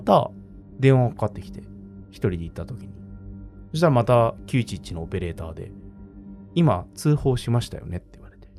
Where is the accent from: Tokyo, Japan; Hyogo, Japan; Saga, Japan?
Tokyo, Japan; 豪徳寺生まれ、世田谷生まれなんですよ。